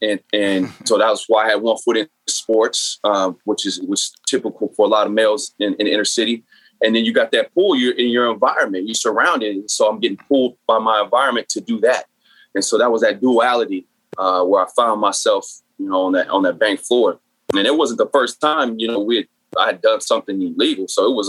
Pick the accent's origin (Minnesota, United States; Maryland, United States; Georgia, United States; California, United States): California, United States; San Bernardino; So, I grew up in San Bernardino, which is inner city, much like Watts or Oakland, a lot of projects, a lot of poverty, and therefore a lot of the gangs.